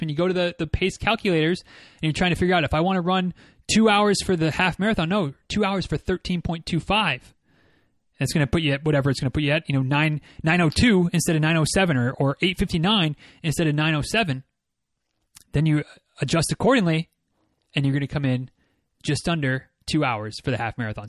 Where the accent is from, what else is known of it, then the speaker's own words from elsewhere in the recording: Michigan, United States; now in Florida, United States; I'm from Michigan